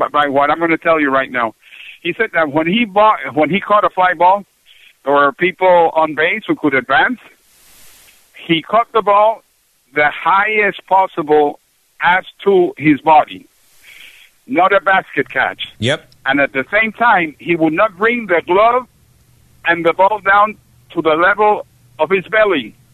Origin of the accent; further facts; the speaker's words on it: Puerto Rico; first language Spanish; English is a second language; also born or lived in Panama / Seattle, Washington; I grew up in Puerto Rico, Panama, and Seattle, Washington.